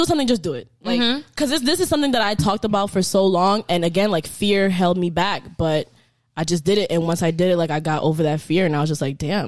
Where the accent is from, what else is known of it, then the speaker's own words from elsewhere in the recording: New York, United States; moved away as an adult; also born or lived in Haiti; now in Florida, United States; I'm from New York. I'm fast paced